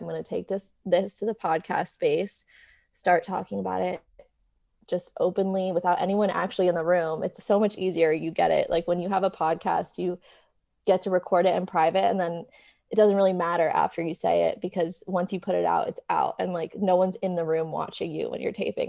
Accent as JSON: {"language": "English", "region": "New York", "country": "United States", "tie": "born or raised there", "moved": "as an adult", "lives_now": "Los Angeles, United States", "said": "So, I am originally from New York. I grew up there and then moved to L A when I turned eighteen for college."}